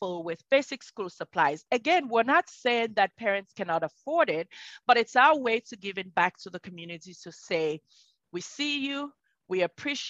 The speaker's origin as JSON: {"language": "English", "region": "Southern Province", "country": "Sierra Leone", "tie": "born or raised there", "moved": "yes", "said": "I am from Sierra Leone. I'm a Sierra Leonean born. My toddler or little age years were in southern Sierra Leone in the Pujon area."}